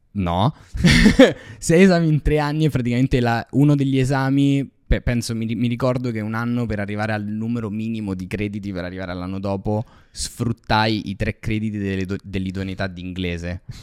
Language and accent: Italian; Rome, Lazio, Italy; sono cresciuto così a Ostia